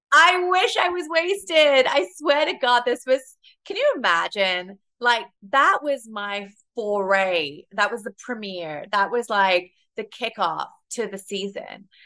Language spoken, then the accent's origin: English; United Kingdom; moved away as an adult; now in New York, United States; my delivery and my tone a lot of it comes from the fact that I am British